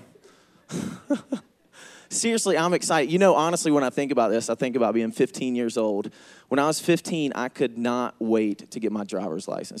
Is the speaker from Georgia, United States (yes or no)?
yes; Georgia, United States; accent: Southern; I am from Georgia. That's why I talk funny